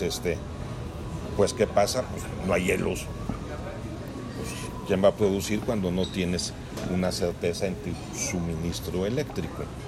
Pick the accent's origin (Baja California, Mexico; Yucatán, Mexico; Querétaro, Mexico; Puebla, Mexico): Querétaro, Mexico; somos muchos queretanos